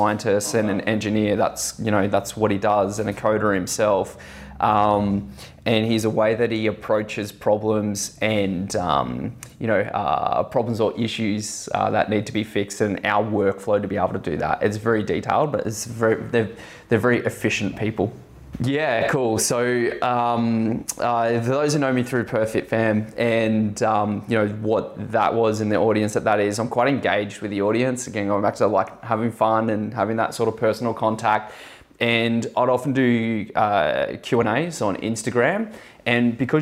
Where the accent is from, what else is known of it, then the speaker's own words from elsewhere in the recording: Australia; I'm like as Aussie as it gets